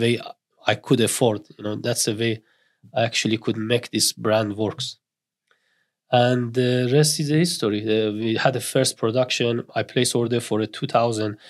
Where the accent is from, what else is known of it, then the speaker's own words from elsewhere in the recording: northern Iran, Iran; English is a second language; moved away as an adult; now in Newcastle, United Kingdom; I grew up in Iran, uh, north of Iran, I was exactly the same till I was twenty years old and I arrived in the Newcastle.